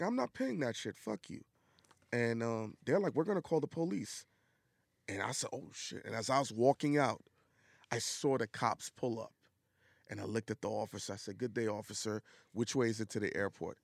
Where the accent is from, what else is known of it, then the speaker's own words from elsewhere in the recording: New York City, New York, United States; also born or lived in the South (US); I'm from Brooklyn